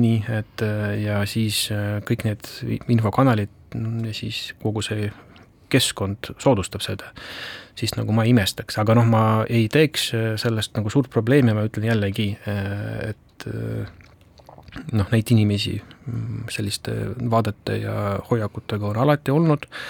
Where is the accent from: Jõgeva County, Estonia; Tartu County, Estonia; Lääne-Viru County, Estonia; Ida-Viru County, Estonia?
Ida-Viru County, Estonia; ma olen seal pärit ise